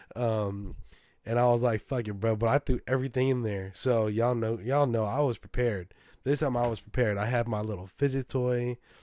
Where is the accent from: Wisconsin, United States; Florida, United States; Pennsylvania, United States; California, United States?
California, United States; San Francisco; I'm from San Francisco.